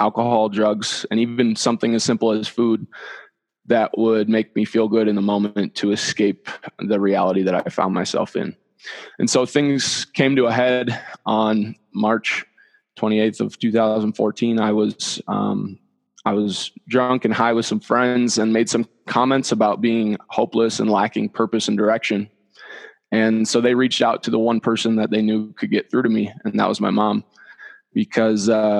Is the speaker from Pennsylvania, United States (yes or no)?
no; Dyersville, Iowa, United States; moved away as an adult; now in Denver, United States; I'm from Dyersville, where the Field of Dreams is